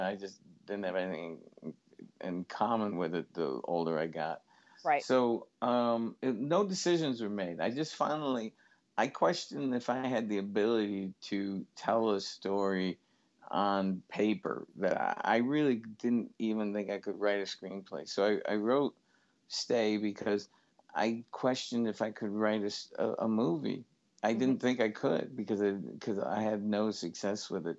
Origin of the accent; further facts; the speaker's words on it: Syracuse, New York, United States; my hometown of Syracuse